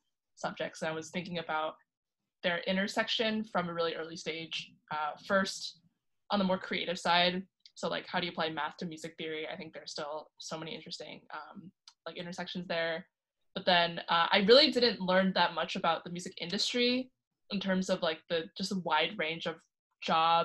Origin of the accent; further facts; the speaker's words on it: Westchester County, New York, United States; I'm from Westchester County in New York